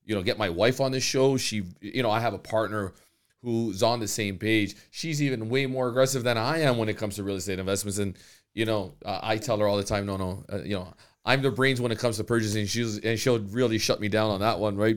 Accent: Canada; the opportunities that are given to us as Canadians.

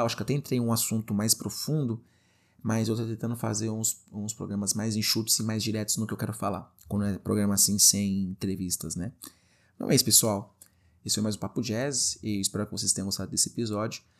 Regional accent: Guarulhos, São Paulo, Brazil; moved away as an adult; eu sou de São Paulo, não é exatamente da capital São Paulo, mas sou de Guarulhos

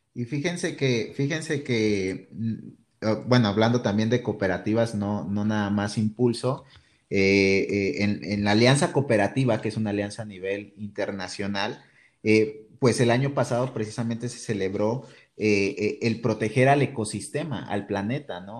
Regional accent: Mexico; como mexicanos

